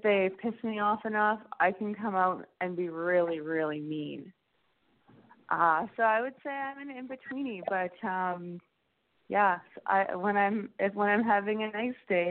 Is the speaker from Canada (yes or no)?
yes; Alberta, Canada; growing up in Alberta